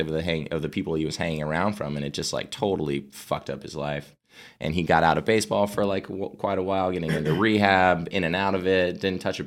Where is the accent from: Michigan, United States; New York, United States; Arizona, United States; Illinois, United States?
Arizona, United States; I'm from Arizona